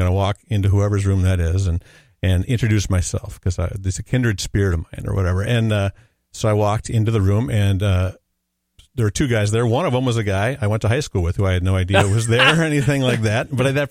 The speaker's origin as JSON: {"language": "English", "town": "Robbinsdale", "region": "Minnesota", "country": "United States", "tie": "born or raised there", "also_born_or_lived": "St. Paul", "said": "So I was born in St. Paul and did most of my growing up in Robbinsdale"}